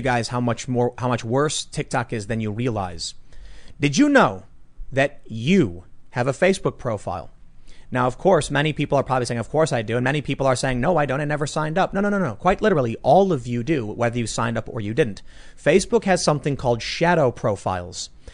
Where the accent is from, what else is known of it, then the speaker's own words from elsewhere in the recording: United States; we as American citizens